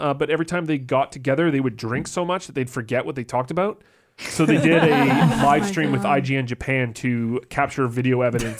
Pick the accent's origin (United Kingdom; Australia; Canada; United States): Canada; I'm Canadian. Oh yeah. For anyone who's listening, I remind everyone around me that I'm Canadian about every 10 minutes.